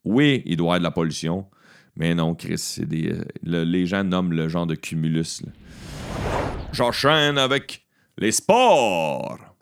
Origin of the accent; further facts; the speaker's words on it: Beauharnois, Quebec, Canada; la Maison des Jeunes euh, de mon village natal, là où j'ai travaillé